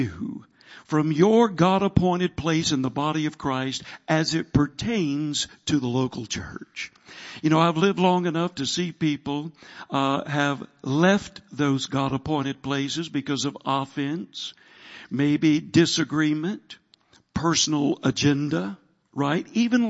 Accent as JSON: {"language": "English", "region": "the South", "country": "United States", "said": "I'm from the South."}